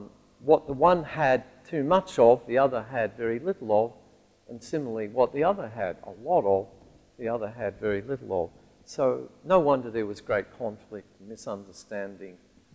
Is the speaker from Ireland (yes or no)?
no; Alice Springs, Northern Territory, Australia; moved away; growing up in Alice Springs, which is the town right at the very heart of the continent of Australia